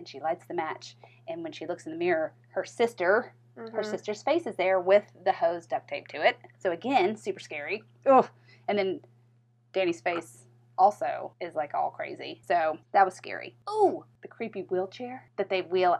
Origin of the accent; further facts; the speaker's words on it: the South, United States; I'm from the South